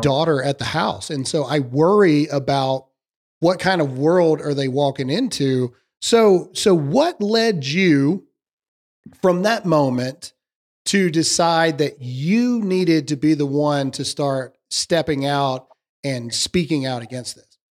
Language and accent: English; the South, United States; born and raised South here